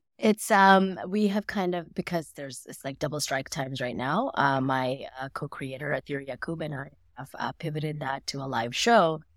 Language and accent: English; Mississippi, United States; growing up in Mississippi